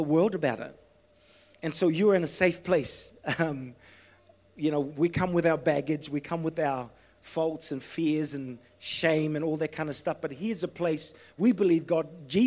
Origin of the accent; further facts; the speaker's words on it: Fiji; moved away; I was brought up in Fiji